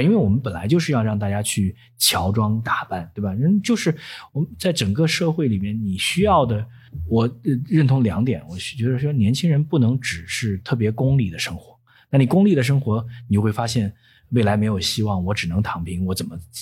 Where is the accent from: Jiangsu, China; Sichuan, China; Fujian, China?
Jiangsu, China; Nanjing; moved away as an adult; now in Shanghai, China; 我不觉得自己是上海人，因为我毕竟在南京生活了嗯。生长了十八年，那是我的家